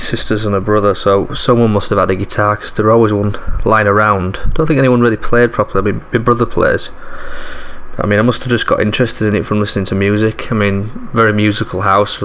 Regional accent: Leeds, Yorkshire and the Humber, United Kingdom; I grew up in Leeds in Yorkshire, up north

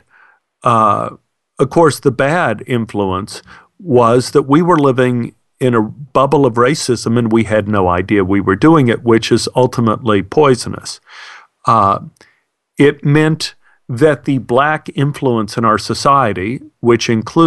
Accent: Dallas, Texas, United States; growing up in Oak Cliff

